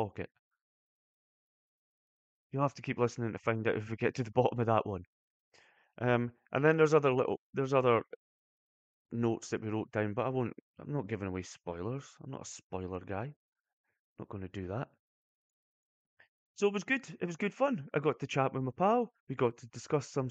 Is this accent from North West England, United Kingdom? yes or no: no; Brechin, Scotland, United Kingdom; I'm from Brechin.